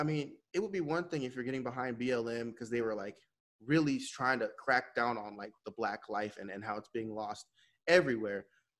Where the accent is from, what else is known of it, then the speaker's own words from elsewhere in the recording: California, United States; also born or lived in Kansas; now in Texas, United States; Like, I went to school in Kansas. I'm from California. I live in Texas.